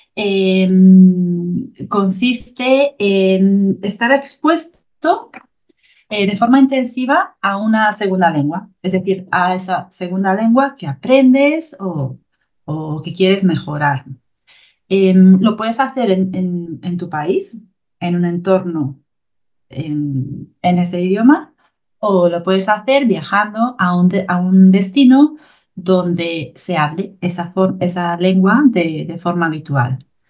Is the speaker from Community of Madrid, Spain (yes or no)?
no; Galicia, Spain; Soy de Galicia, Galicia está en el norte de España, en el noroeste de España